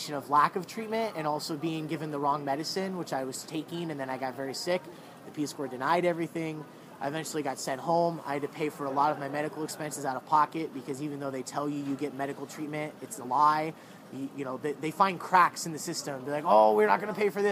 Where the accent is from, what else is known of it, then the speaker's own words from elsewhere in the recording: United States; moved away as an adult; now in Seoul, South Korea; foreigners, like from the United States, like myself